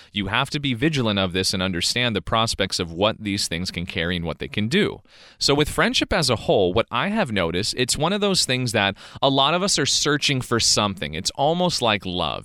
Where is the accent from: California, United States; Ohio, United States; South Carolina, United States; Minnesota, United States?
California, United States; I was born and raised in California